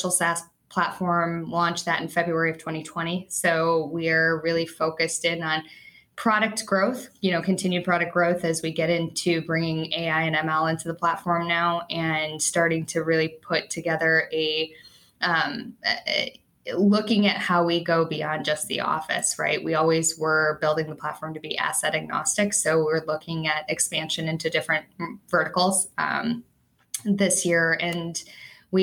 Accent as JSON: {"language": "English", "town": "Chicago", "region": "Illinois", "country": "United States", "said": "I'm a Chicagoan"}